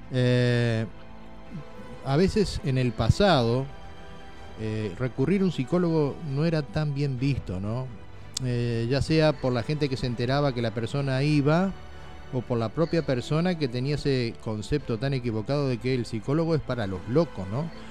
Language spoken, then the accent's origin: Spanish; Uruguay; Es ese síndrome, por ejemplo, en Uruguay que somos los camiseteros del Maracaná, que la ganamos todas de taquito